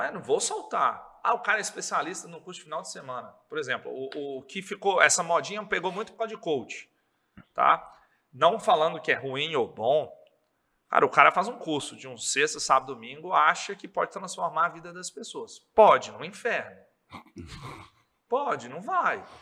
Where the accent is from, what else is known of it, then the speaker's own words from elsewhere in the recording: Governador Valadares, Minas Gerais, Brazil; also born or lived in Viçosa; Sou daqui, sempre morei aqui com 17 anos